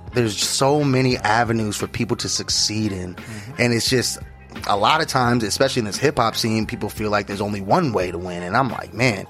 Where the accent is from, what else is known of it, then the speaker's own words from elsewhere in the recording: Scottsdale, Arizona, United States; also born or lived in Mesa, Arizona / Phoenix, Arizona; Grew up here, yep. I grew up in Scottsdale. Then got old enough to move around. Moved over to Mesa, Sunny Slope